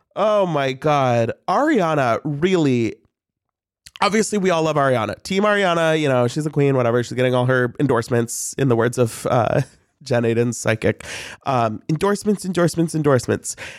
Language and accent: English; St. Louis, Missouri, United States; I'm from Saint Louis.